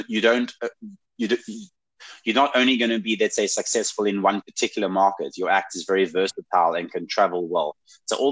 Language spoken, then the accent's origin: English; South Africa; moved away as an adult; now in Saskatchewan, Canada; I'm a ginger from Africa with an accent